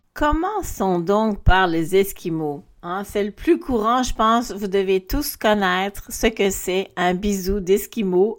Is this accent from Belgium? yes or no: yes; Belgium; moved away; also born or lived in Quebec; moi je suis belge